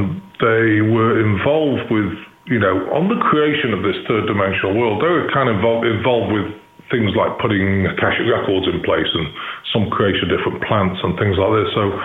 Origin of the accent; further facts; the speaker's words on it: Chester, North West England, United Kingdom; born there; now in Missouri, United States; Now, I'm in the United States. I live in Missouri, but I was born in Chester, which is 20 miles from Liverpool and 30 miles from Manchester.